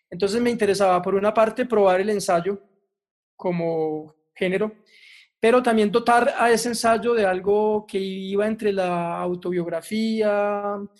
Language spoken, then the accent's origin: Spanish; Antioquia, Colombia; los verdaderos antiantioqueños, los más agudos antiantioqueños, somos los propios antioqueños